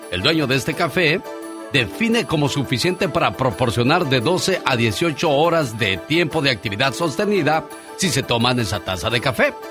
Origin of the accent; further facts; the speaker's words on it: Guamúchil, Sinaloa, Mexico; also born or lived in Culiacán; Un día, salí de Sinaloa, pero Sinaloa nunca salió de mí. Originaria de Guamuchil, originaria de Culiacán.